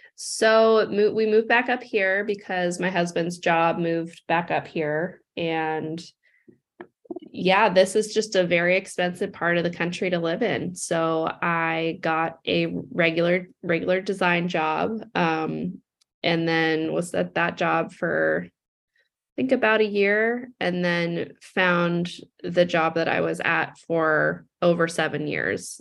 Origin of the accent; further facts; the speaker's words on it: Seattle, Washington, United States; I grew up in Seattle